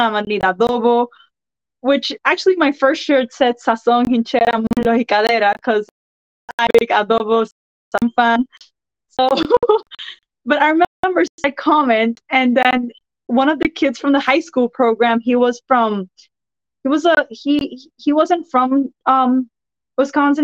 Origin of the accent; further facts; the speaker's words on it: San Juan, Puerto Rico; I'm from Santurce.